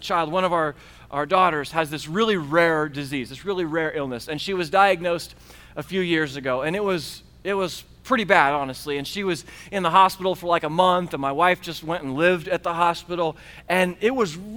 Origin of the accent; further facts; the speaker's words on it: United States; as good Americans